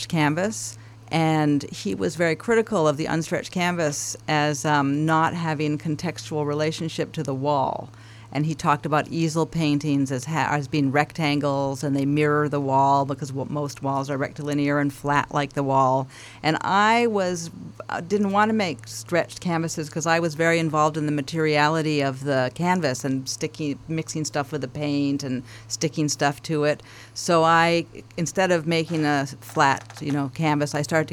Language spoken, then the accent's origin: English; Vancouver, British Columbia, Canada; in Vancouver, where I grew up, in Canada